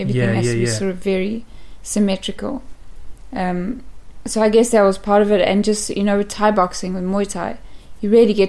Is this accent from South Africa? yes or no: yes; South Africa; Up until teenagehood, we lived on a farm.